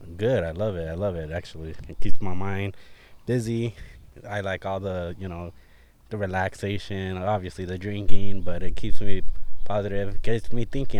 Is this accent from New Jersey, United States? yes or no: no; Artesia, California, United States; I grew up in Artesia, California. I lived there for pretty much thirty-one years